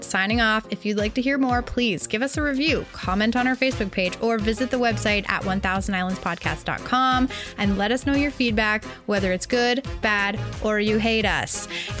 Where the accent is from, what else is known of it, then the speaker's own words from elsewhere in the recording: near Toronto, Ontario, Canada; I grew up near Toronto, actually. That's where I went to high school.